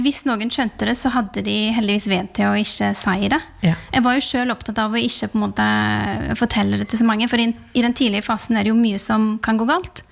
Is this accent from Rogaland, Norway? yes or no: yes; Rogaland, Norway; moved away; fra heimfylket mitt